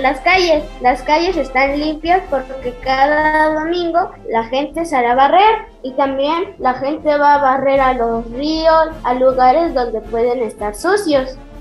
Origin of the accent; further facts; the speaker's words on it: Santos Degollado, Mexico; Este es mi pueblo, Santos